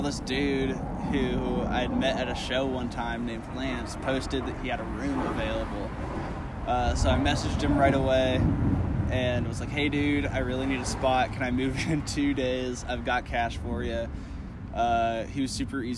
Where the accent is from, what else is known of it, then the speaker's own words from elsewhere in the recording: Kansas City, Missouri, United States; also born or lived in California; I grew up in Kansas City